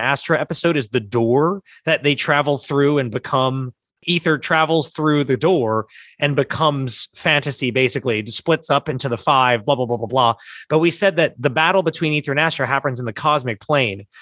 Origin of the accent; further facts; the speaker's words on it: New Jersey, United States; we're from South Jersey, which is weirdly Philly adjacent